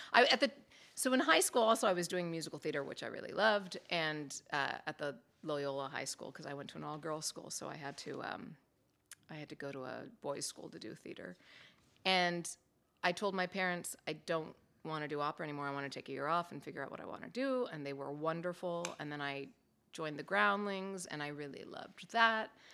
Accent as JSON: {"language": "English", "town": "Los Angeles", "region": "California", "country": "United States", "tie": "born or raised there", "also_born_or_lived": "Palos Verdes", "said": "Grew up in Los Angeles. I was, yes, I was born in Palos Verdes. We moved up to L A when I was five years old."}